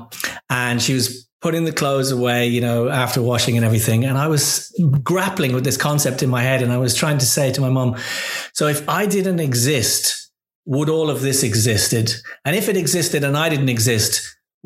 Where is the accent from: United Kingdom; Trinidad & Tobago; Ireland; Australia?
Ireland; Dublin, Leinster; moved away; As a young boy, I grew up in Dublin in Ireland.